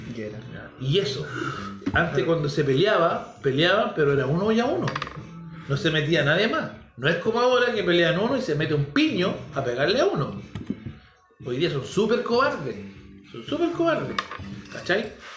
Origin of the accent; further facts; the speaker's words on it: Chile; yo me crié en la Villa Higgins